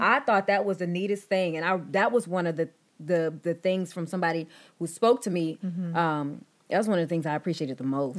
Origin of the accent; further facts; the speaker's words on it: Texas, United States; I was born and raised in Texas